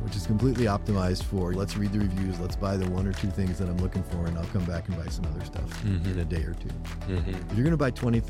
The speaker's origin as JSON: {"language": "English", "region": "Indiana", "country": "United States", "tie": "born or raised there", "said": "My personal journey, I'm born and raised in Indiana, got an engineering degree, went to California"}